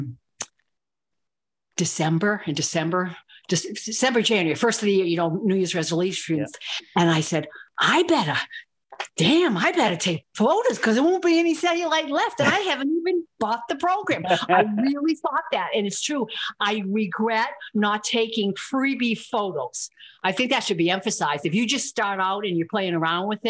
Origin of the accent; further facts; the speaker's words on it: Northeast, United States; I'm from the Northeast